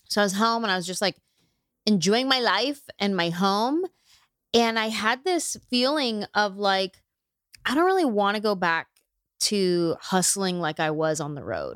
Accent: Bay Area, California, United States; now in Los Angeles, United States; I'm from the Bay Area. I've been in L A for twenty years

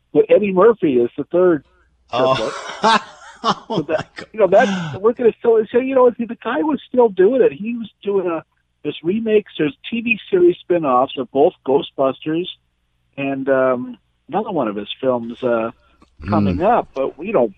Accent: Canada; as a Canadian

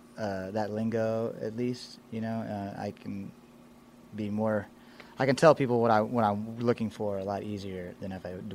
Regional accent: Tomball, Texas, United States; also born or lived in Austin, Texas; I grew up in Tomball, which is right outside of Houston, northwest Harris County. I moved to Austin right out of high school in about 2003 to start a band.

